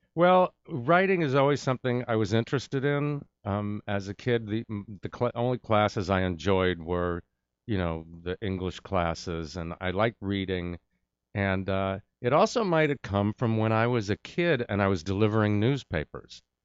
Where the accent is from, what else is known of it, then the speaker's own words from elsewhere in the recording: New York, United States; moved away; I'm from New York